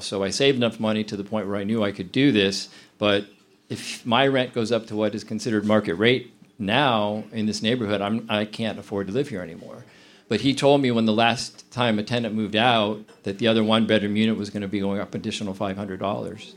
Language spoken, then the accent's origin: English; Berea, Ohio, United States; also born or lived in Akron, Ohio / Cuyahoga Falls, Ohio / Medina, Ohio; now in Cleveland, United States; I had um, pretty much always been a suburban kid. I grew up in Berea